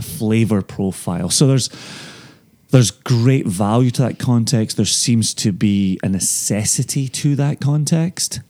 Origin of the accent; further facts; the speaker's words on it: Ayr, Scotland, United Kingdom; moved away as an adult; also born or lived in Aberdeen; now in United States; I may ultimately get to pour in my hometown